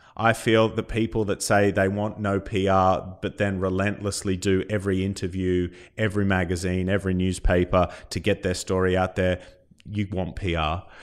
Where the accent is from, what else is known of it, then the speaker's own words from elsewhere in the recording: Australia; now in United Kingdom; coming from Australia